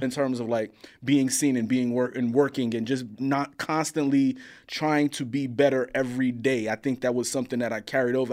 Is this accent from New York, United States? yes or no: yes; New York City, New York, United States; I grew up in Coney Island, Brooklyn, Coney Island.